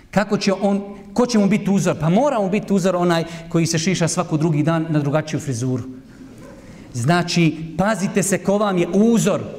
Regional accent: Bosnia & Herzegovina; ja sam iz Bosne

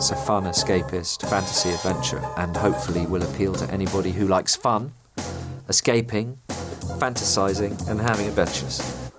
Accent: London, United Kingdom; the area where I grew up and live in South London.

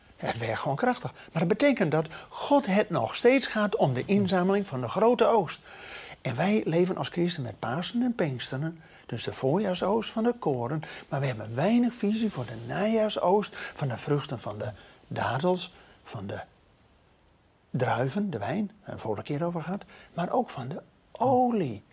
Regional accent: Netherlands; wij als Nederlanders

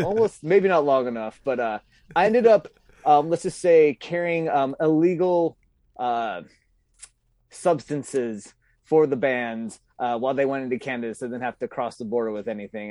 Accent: Santa Clarita, California, United States; moved away; I grew up in Southern California originally, and I grew up in this, um, really affluent, upper middle class, uh, neighborhood called, or city called Santa Clarita

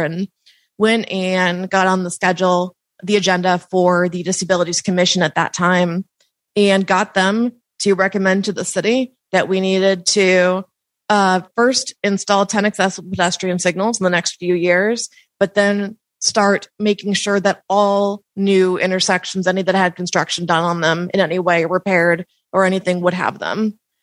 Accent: Kansas City, Missouri, United States; moved away as an adult; now in Columbia, Missouri, United States; originally from Kansas City

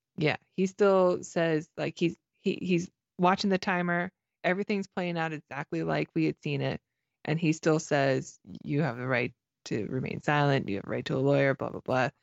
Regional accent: Canada; I'm Canadian

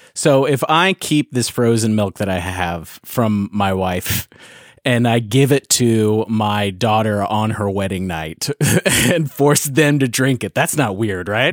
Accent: Hickory, North Carolina, United States; I'm from Hickory, North Carolina.

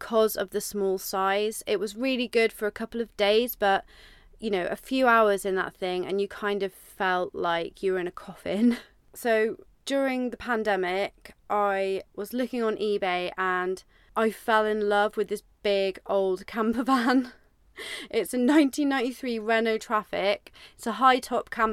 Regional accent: Devon, South West England, United Kingdom; I'm from Devon in the UK.

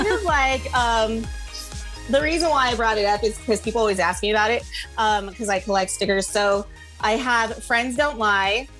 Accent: Guam; moved away as an adult; now in United States; I grew up on Guam. I was there till I was 18. And when I first moved to the States

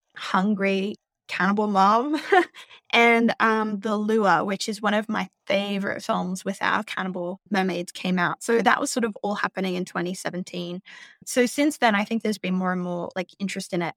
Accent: Australia; now in New York, United States; I'm an Australian. I live in New York

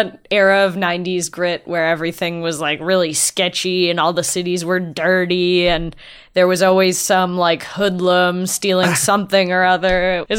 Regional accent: Windsor, Ontario, Canada; I grew up in Windsor, so it's kitty corner to Detroit. So I used to go to NoviCon and all that stuff.

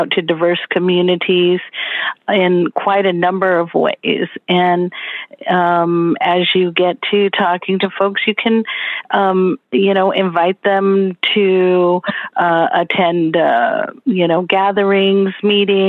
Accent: Los Angeles, California, United States; now in Pasadena, United States; I am from Los Angeles, California

